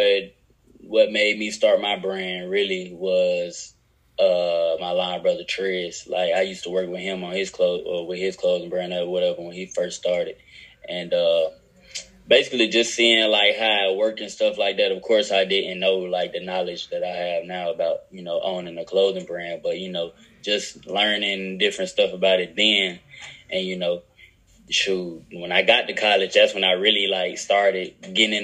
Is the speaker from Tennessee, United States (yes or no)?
yes; Nashville, Tennessee, United States; moved away as an adult; also born or lived in Mississippi; now in Birmingham, United States; Originally, I'm from Mississippi. Was born in Mississippi. Moved to Nashville, Tennessee. When I was in fourth grade